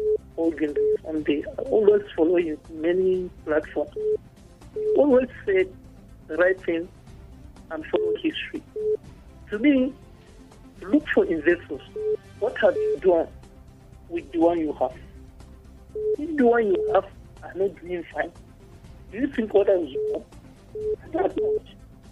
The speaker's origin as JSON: {"language": "English", "region": "Plateau", "country": "Nigeria", "said": "we in Plateau"}